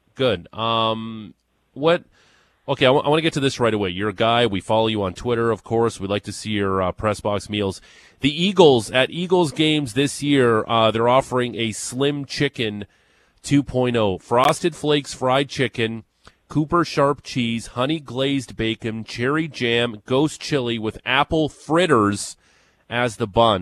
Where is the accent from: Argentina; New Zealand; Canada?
Canada; Niagara Falls, Ontario; I grew up in Niagara Falls, Ontario